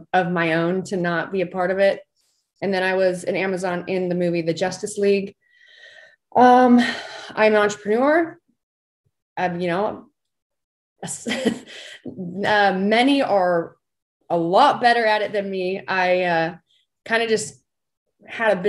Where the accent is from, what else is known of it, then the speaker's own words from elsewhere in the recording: Southern Utah, United States; I am from Southern Utah